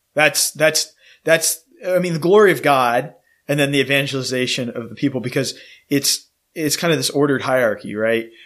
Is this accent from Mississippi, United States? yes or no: no; College Station, Texas, United States; now in Austin, United States; I grew up in College Station